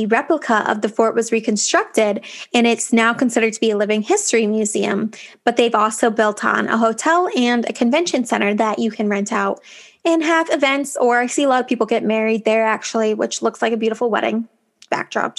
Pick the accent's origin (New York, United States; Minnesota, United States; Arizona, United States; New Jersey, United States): New York, United States; Lake George; moved away; my experience growing up there